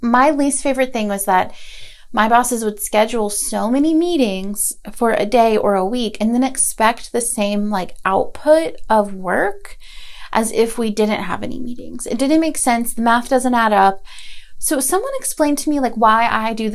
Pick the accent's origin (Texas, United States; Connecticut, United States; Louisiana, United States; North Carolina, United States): North Carolina, United States; Asheville; also born or lived in Gainesville, Florida; I was born in Gainesville, Florida, but I live and have lived in Asheville, North Carolina most of my life